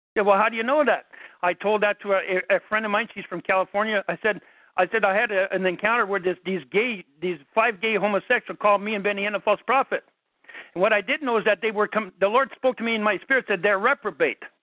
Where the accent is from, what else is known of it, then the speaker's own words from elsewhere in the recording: Canada; I'm Canadian